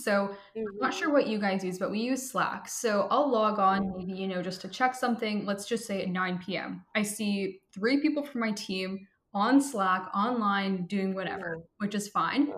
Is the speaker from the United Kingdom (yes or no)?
no; Vancouver, British Columbia, Canada; I am from Vancouver, British Columbia, which is in Canada